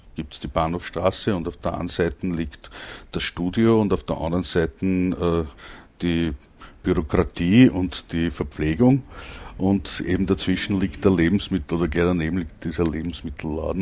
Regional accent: Langenlois, Lower Austria, Austria; ich komm aus Langenlois, das liegt auch bei Krems, aber in Niederösterreich.

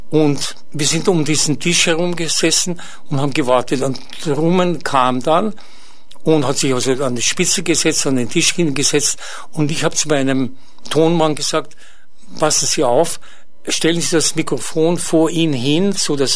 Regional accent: Ybbs, Lower Austria, Austria; in Österreich, in, in meiner Heimat, in Ips

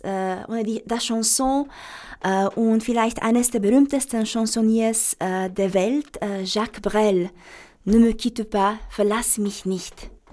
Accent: Romania; now in Vienna, Austria; ich Sehnsucht nach meiner, nach meiner Heimat hatte

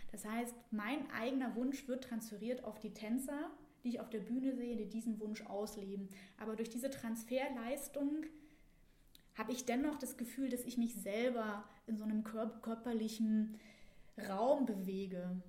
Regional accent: Saxony-Anhalt, Germany; ich komme aus Sachsen-Anhalt. Das ist ungefähr Mitteldeutschland im Osten in der Nähe von Dessau, Magdeburg und Halle.

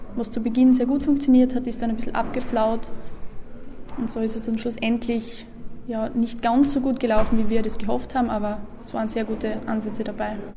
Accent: Seckau, Styria, Austria; in meiner Heimatgemeinde Seckau

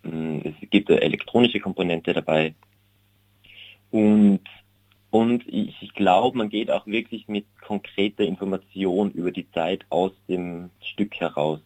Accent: Unken, Salzburg, Austria; moved away as an adult; also born or lived in Vienna, Austria; now in Berlin, Germany; da unten in meinem Heimatdorf

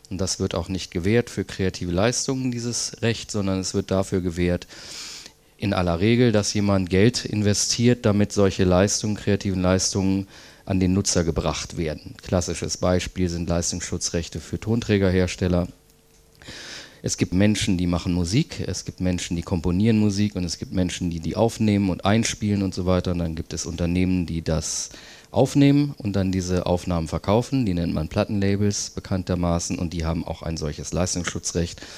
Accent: Berlin, Germany; Ich komme aus Berlin und ähm, habe dort vor vielen Jahren, sieben mittlerweile, glaube ich, diese Initiative gegründet

